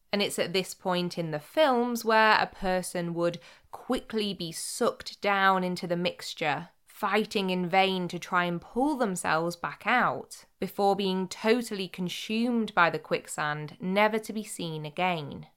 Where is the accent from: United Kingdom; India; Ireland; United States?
United Kingdom; Cheshire and Greater Manchester, North West England; growing up in Cheshire and Greater Manchester